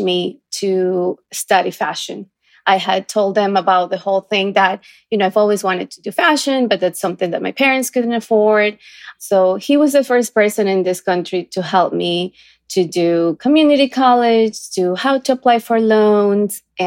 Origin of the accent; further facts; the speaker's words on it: Ecuador; now in New York, United States; I come from a small town